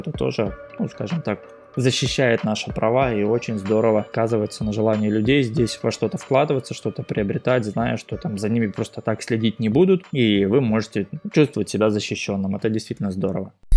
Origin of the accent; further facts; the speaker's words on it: Vladivostok, Primorsky Krai, Russia; moved away as an adult; now in Thailand; Я, например, из Владивостока